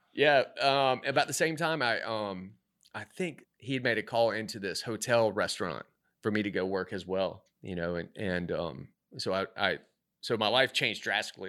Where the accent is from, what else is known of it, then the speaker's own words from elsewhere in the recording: Myrtle Beach, South Carolina, United States; also born or lived in New York / Mexico City / Washington, D.C. / Philadelphia; now in Charlotte, United States; I'm originally from Myrtle Beach